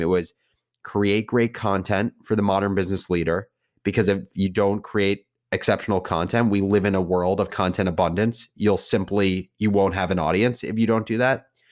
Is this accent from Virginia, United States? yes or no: no; New Jersey, United States; I grew up in New Jersey